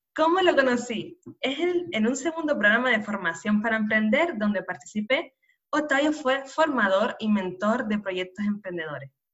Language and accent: Spanish; Canary Islands, Spain; nacida en Canarias